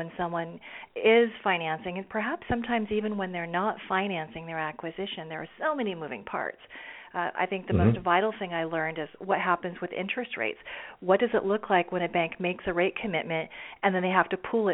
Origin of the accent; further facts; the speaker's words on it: Silicon Valley, Northern California, United States; I grew up in Northern California in Silicon Valley